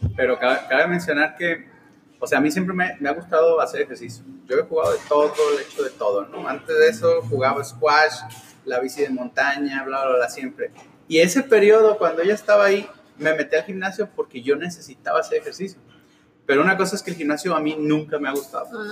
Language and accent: Spanish; Tepic, Nayarit, Mexico; moved away as an adult; also born or lived in Guadalajara; now in Los Cabos, Mexico; yo soy nacido en Tepic, Nayarit. Ah. Eh, a los 18 me fui a vivir a Guadalajara.